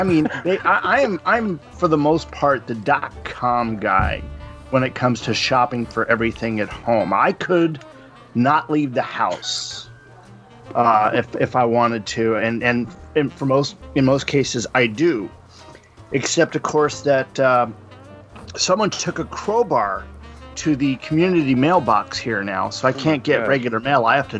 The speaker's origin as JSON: {"language": "English", "region": "Minnesota", "country": "United States", "tie": "born or raised there", "also_born_or_lived": "Boston", "moved": "yes", "said": "I was born in Minnesota, and I even lived in Boston."}